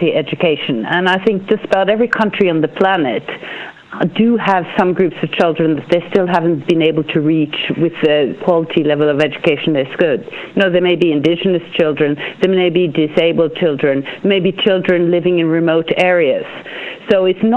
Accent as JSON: {"language": "English", "country": "Norway", "said": "I'm from Norway"}